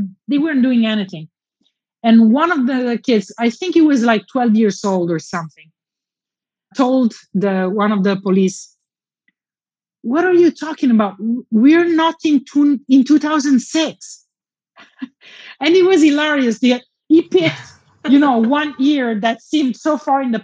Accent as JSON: {"language": "English", "region": "Southern Italy", "country": "Italy", "tie": "born or raised there", "said": "my hometown in southern Italy"}